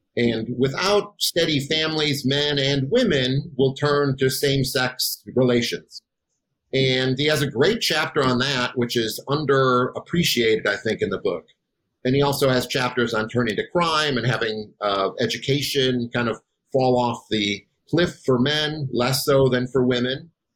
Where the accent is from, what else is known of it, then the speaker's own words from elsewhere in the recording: Wisconsin, United States; moved away as an adult; also born or lived in Chicago / Boise / Tallahassee; I am from Wisconsin